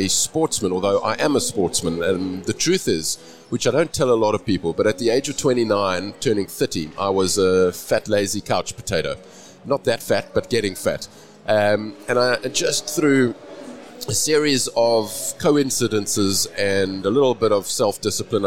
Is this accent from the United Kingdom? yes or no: no; Cape Town, Western Cape, South Africa; I'm from Cape Town, South Africa